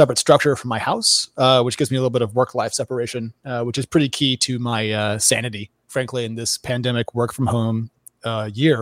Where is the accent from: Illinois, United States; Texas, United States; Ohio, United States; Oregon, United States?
Oregon, United States; moved away; I grew up in Oregon where it rains a lot